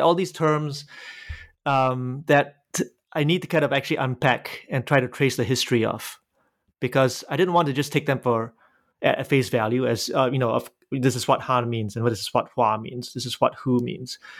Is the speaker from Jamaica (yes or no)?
no; Singapore; moved away; I was born in Singapore.